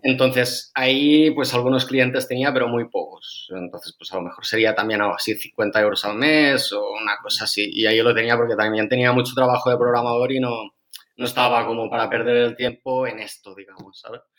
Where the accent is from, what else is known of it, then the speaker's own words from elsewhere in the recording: Amposta, Catalonia, Spain; De Ampuesta, de un pueblo del Delta del Ebro.